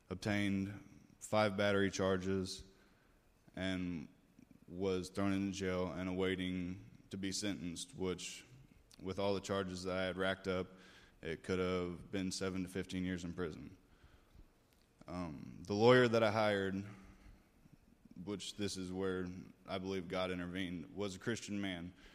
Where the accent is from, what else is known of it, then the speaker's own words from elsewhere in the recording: Carbondale, Illinois, United States; moved away; I was born in Carbondale, Illinois, about six and a half hours south of here